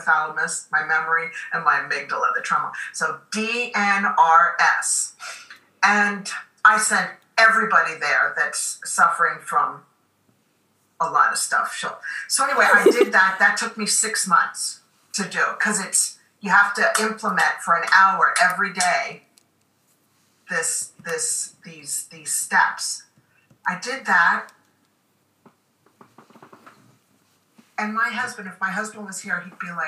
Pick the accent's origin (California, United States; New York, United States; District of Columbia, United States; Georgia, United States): District of Columbia, United States; Washington; I grew up in Washington, D.C.